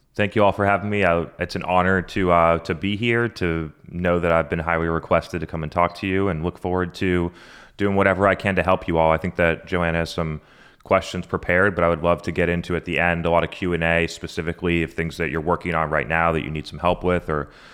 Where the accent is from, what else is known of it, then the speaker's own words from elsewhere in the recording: Brookline, New Hampshire, United States; I grew up in a small town in New Hampshire called Brookline, New Hampshire, population 4,000